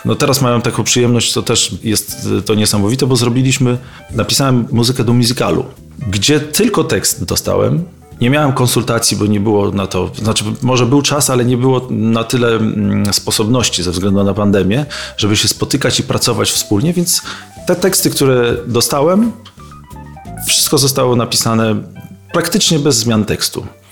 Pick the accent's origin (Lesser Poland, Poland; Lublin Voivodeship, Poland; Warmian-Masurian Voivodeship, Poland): Warmian-Masurian Voivodeship, Poland; Bartoszyce; moved away; also born or lived in Olsztyn; z Olsztyna nie pochodzę, tylko pochodzę z Bartoszyc, ale mieszkałem w Olsztynie, byłem w szkole muzycznej, w internacie